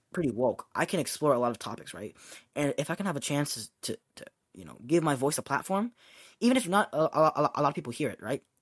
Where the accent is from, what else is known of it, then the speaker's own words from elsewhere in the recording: United States; I am an American Asian